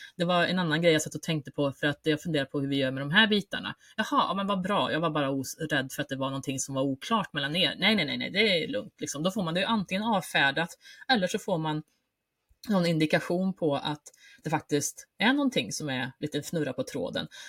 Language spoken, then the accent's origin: Swedish; Värmland, Sweden; som värmlänning i grunden